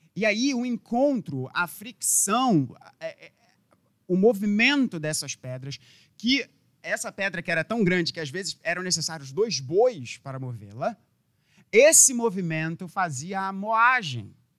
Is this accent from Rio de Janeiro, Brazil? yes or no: yes; Rio de Janeiro, Brazil; como carioca